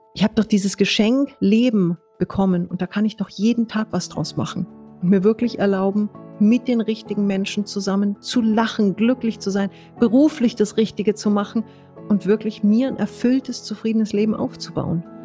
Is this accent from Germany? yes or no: yes; Munich, Bavaria, Germany; bin geborenes Münchner Kindel